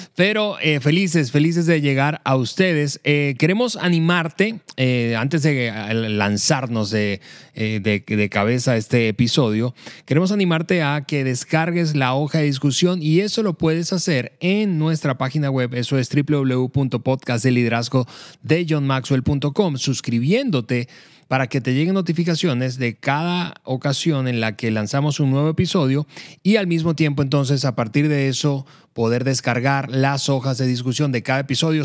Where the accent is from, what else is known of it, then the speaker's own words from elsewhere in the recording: Venezuela; en el país en el que crecí, en Venezuela